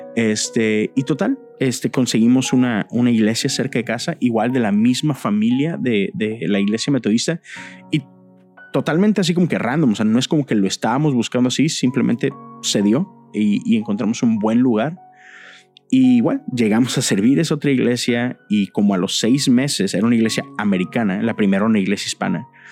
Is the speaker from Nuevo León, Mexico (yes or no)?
yes; San Nicolás de los Garza, Nuevo León, Mexico; moved away as an adult; also born or lived in Monterrey, Mexico; now in Houston, United States; soy de Monterrey, nací en Monterrey, en un hospital que se llama La Conchita, en el mero centro de Monterrey. Pero, este, pues, crecí en San Nicolás de los Garza